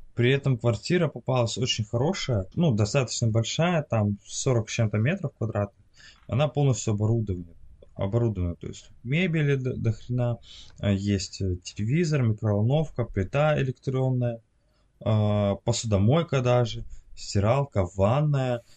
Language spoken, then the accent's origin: Russian; Russia; now in France; я из России